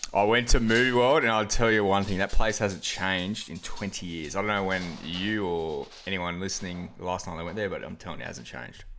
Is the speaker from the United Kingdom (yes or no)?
no; Byron Bay, New South Wales, Australia; now in Wollongong, Australia; it's the homeland